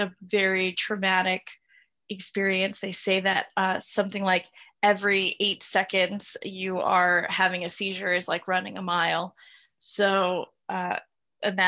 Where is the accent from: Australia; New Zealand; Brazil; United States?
United States; South Louisiana; moved away as an adult; I'm from South Louisiana originally, so very, very particular culture, Cajun culture, conservative culture